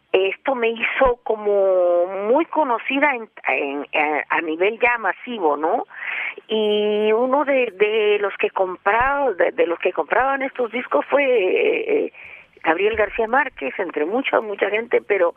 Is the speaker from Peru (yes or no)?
yes; Peru; now in Mexico; quería mucho a mi país de origen que es el Perú